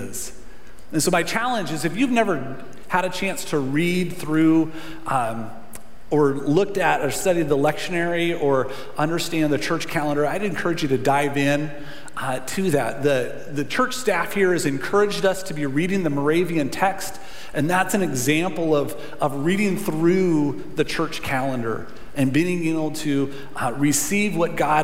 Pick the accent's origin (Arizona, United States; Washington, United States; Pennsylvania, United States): Washington, United States; Centralia; moved away as an adult; also born or lived in Yakima, Washington; Grew up here, we're married here, and the church means a lot